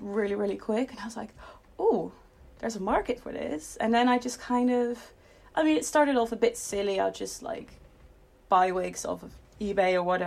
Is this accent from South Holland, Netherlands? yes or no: yes; near Rotterdam, South Holland, Netherlands; now in England; I'm from the Netherlands